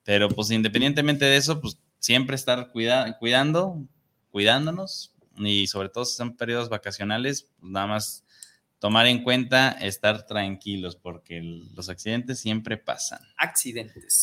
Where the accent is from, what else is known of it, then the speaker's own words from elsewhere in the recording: Ciudad Juárez, Chihuahua, Mexico; saludos desde Ciudad Juárez para el programa Los que callamos los agentes que está muy chido